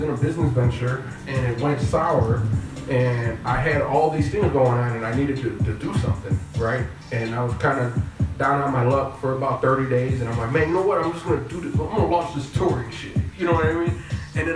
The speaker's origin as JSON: {"language": "English", "country": "United States", "said": "I'm American more so than anything"}